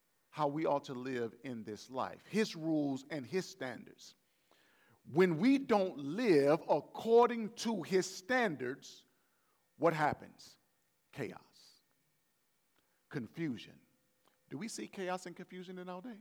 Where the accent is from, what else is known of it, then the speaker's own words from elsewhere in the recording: Gulf Coast, United States; I'm from the Gulf Coast, and my family is rooted with the New Orleans Saints